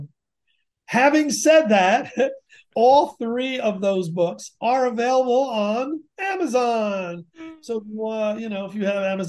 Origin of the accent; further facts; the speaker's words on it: Connecticut, United States; Connecticut. It's my home state